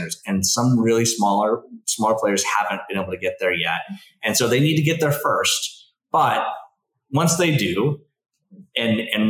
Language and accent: English; Valencia, California, United States; moved away as an adult; also born or lived in Oxford; I grew up here too, as well, but I grew up in Valencia